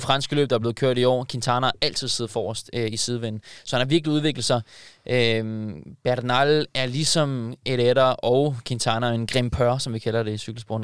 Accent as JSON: {"language": "Danish", "country": "Denmark", "said": "som dansker"}